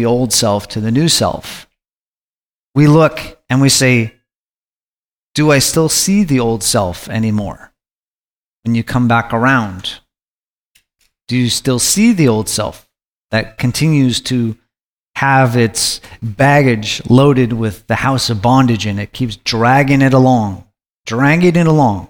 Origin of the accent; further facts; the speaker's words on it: Alaska, United States; I grew up in Alaska